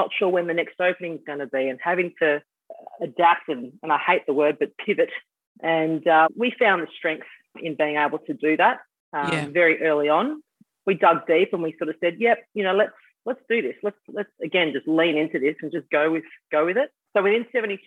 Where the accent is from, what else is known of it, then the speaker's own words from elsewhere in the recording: Bentley, Western Australia, Australia; I grew up around Bentley, which is where the bar is